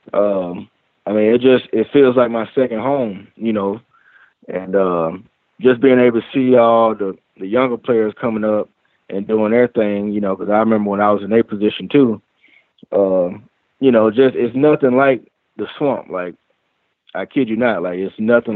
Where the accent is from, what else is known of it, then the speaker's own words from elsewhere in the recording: Alabama, United States; growing up in Alabama